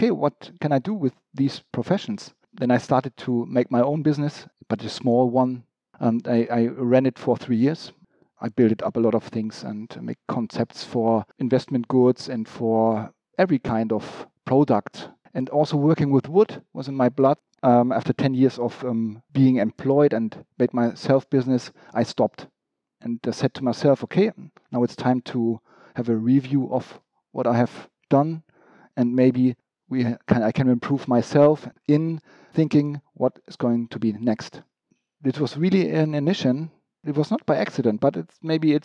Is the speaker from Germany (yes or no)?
yes; Hamburg, Germany; I was born really in also in Hamburg. So I'm origin from Hamburg. I left Hamburg for some time, but I just grew up here in quite normal conditions